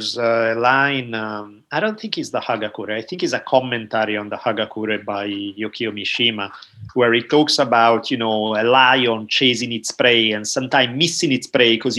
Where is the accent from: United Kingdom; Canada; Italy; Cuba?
Italy; now in United States; growing up in Italy